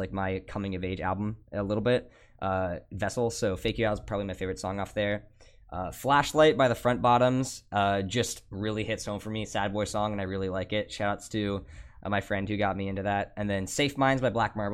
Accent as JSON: {"language": "English", "region": "Ohio", "country": "United States", "tie": "born or raised there", "moved": "as an adult", "lives_now": "Oregon, United States", "said": "I feel like I don't fit really well in Ohio"}